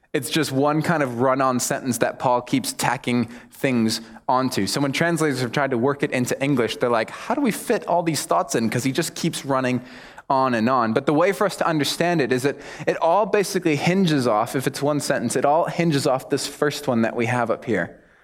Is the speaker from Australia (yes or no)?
no; United States; accent: American; moved away as an adult; also born or lived in United Kingdom / Mexico; now in New Zealand; my accent gives me away. So, obviously, I'm American